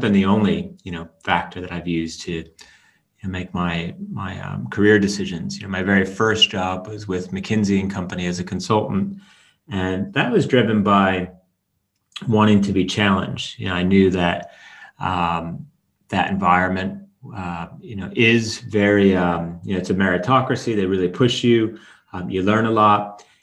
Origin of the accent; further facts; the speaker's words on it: Chicago, Illinois, United States; moved away; also born or lived in Norway; I'm half Norwegian, half American. Um, uh, from the age of about five, I grew up in Chicago